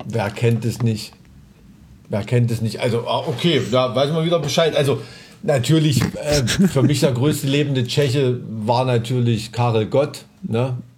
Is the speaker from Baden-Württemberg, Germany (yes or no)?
no; Thuringia, Germany; ich bin ja ein Thüringer Junge, ich bin mit Wurst aufgewachsen